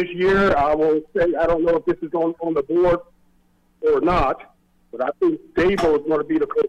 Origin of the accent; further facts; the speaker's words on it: East Orange, New Jersey, United States; moved away as an adult; now in Texas, United States; I'm originally from East Orange, New Jersey, but I guess the Marine Corps brought me to Texas, and I ended up staying here. I've been here for 30 years now.